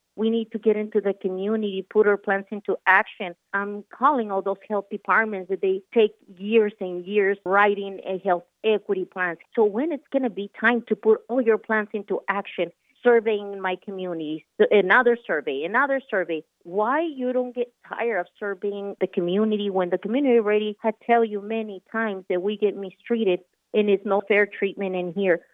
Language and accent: English; Michoacán, Mexico; English is a second language; now in Colorado, United States; Born and raised in Michoacan, Mexico